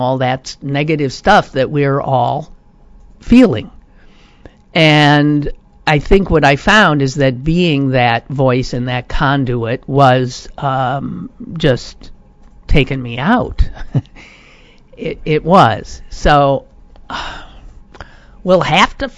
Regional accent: United States; the stress of being an American.

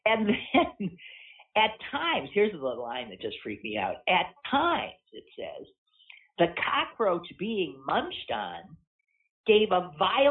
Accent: United States; We're American

